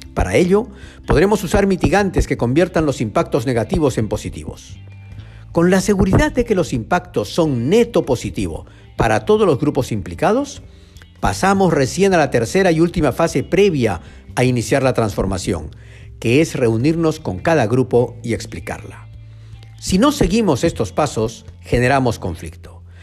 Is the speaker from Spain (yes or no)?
no; Arequipa, Peru; Yo crecí en Arequipa, a cuatro calles del río Chile